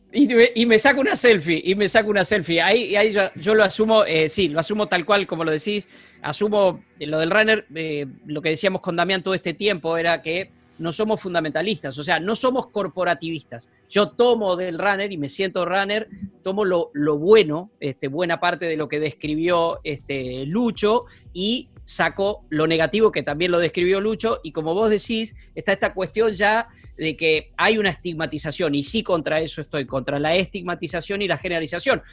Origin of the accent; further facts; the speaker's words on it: Buenos Aires Province, Argentina; also born or lived in San Isidro; yo que soy bonaerense de pura cepa